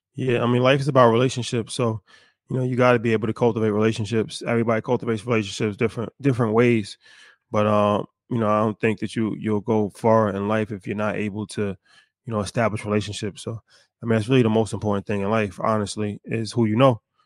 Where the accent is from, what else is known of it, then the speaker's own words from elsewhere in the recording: United States; how we were raised in America